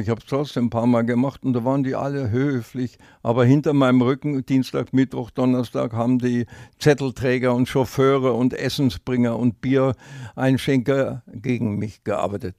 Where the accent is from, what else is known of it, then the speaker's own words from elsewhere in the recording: Upper Bavaria, Germany; moved away as an adult; now in Franconia, Germany; als Lehrer hatte ich das Recht gehabt, fünf Jahre lang äh, meine Heimatrückführung zu beantragen nach Oberbahn